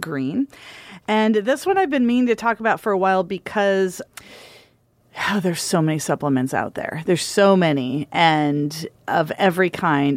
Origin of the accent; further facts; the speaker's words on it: Michigan, United States; moved away; also born or lived in Oregon; I grew up in Michigan and I called it pop. And when I moved to Oregon